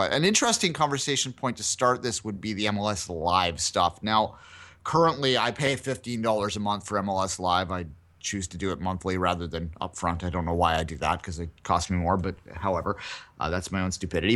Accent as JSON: {"language": "English", "country": "Canada", "said": "I as a Canadian"}